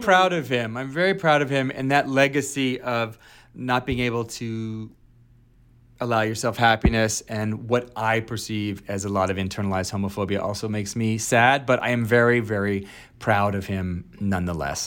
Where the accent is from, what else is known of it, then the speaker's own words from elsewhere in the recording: Alexandria, Virginia, United States; also born or lived in upstate New York; I was raised in Virginia, Alexandria, Virginia. I'm from, I was born in upstate New York, and then we moved to Virginia